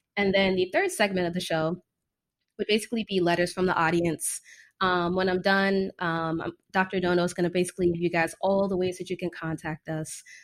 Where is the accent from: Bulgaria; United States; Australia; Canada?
United States; Fort Lauderdale, Florida; moved away as an adult; also born or lived in Washington, D.C. / Caribbean / New York City / Chicago; now in California, United States; I'm originally from Fort Lauderdale, Florida.